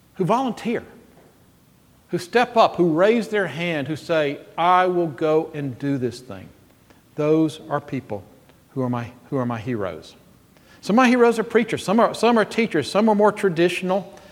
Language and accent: English; Jackson, Mississippi, United States; I am 12 years old, growing up in Jackson, Mississippi